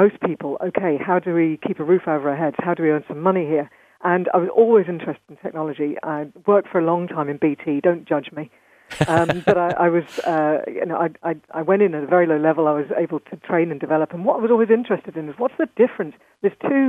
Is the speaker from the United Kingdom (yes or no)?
yes; London, United Kingdom; I was raised in London, and so I'm one of these kind of hybrids.